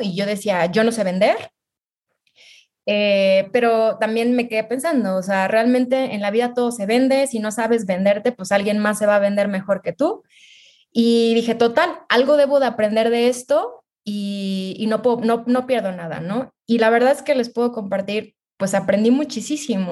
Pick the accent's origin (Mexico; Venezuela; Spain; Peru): Mexico; soy mexicana